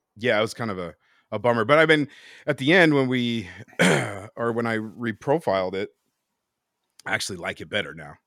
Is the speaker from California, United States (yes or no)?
yes; Bay Area, California, United States; I'm born and raised here in the Bay Area